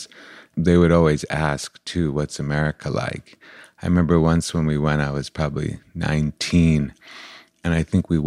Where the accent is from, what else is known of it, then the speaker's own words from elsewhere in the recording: Cleveland, Ohio, United States; moved away; also born or lived in Prague / California; growing up in Cleveland as an Iraqi kid